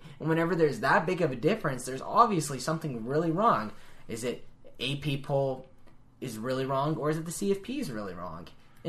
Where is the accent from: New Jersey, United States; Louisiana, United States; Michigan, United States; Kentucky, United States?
Louisiana, United States; New Orleans; I love New Orleans. It's my hometown.